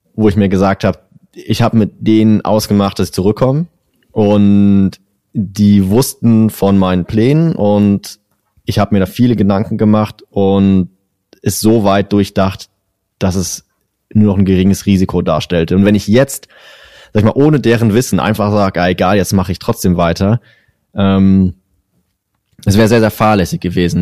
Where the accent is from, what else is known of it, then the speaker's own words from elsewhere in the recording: Germany; ich bin ja, bin ja Deutscher